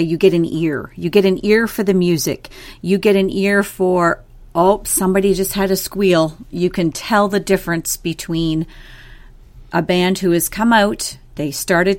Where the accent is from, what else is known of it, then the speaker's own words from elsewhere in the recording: Fergus, Ontario, Canada; I grew up in Fergus, Ontario, which is very synonymous with Highland Games.